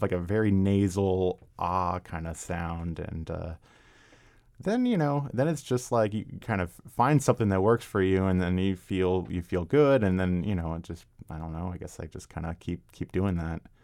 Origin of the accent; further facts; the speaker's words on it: Arlington, Virginia, United States; moved away as an adult; also born or lived in Washington, D.C.; now in Vienna, Virginia, United States; I was actually born and raised in Arlington